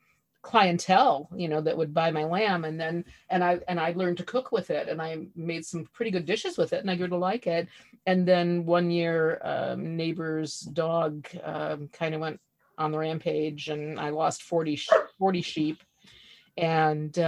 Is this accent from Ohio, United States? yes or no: yes; Ohio, United States; I grew up in Ohio. We think ketchup is highly seasoned.